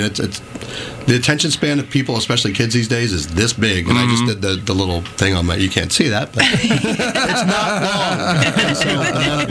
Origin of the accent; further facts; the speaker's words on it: New Jersey, United States; I'm a Philly guy. I'm from South Jersey.